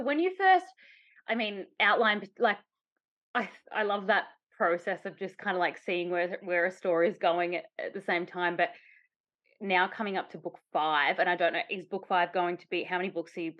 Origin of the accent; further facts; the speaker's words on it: Australia; I'm from Australia